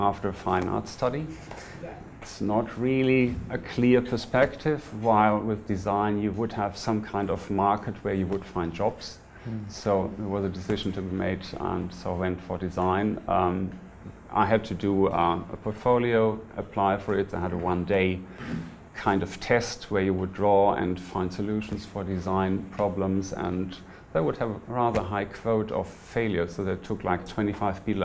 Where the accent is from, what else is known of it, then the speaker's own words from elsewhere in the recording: Lower Rhine Valley, North Rhine-Westphalia, Germany; moved away; I'm from Germany. I'm born in the Lower Rhine Valley, which is about 50 kilometers from the Dutch border